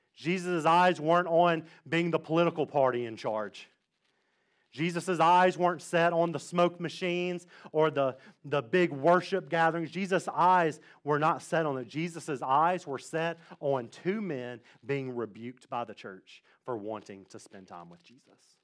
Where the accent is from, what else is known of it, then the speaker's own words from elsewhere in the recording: Mississippi, United States; now in Fredericksburg, United States; I come from the South. I come from the great state of Mississippi.